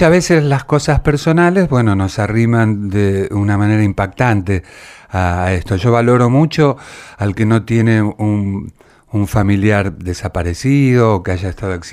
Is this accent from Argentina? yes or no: yes; Ramos Mejía, Buenos Aires Province, Argentina; de Ramos Mejía, que es La Matanza Hollywood.